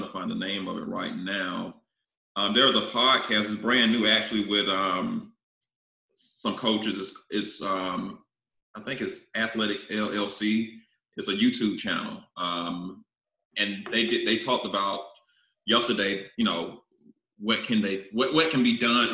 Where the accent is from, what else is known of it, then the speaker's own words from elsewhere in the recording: South Carolina, United States; I'm from South Carolina